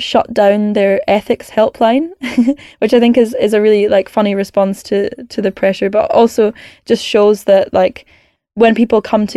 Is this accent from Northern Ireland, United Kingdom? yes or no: no; Scotland, United Kingdom; I'm a Scottish climate campaigner